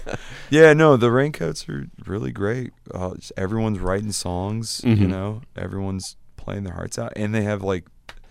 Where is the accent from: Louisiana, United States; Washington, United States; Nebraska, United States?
Nebraska, United States; Grand Island; So I grew up in Grand Island, Nebraska, and there wasn't a music store there.